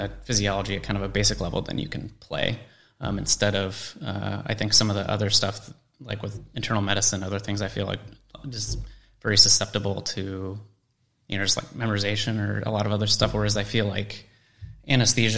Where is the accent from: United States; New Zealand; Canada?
United States; Colorado; I grew up in Colorado